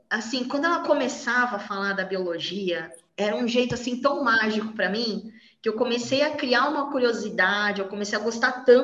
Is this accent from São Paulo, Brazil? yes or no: yes; São Paulo, Brazil; sou de São Paulo.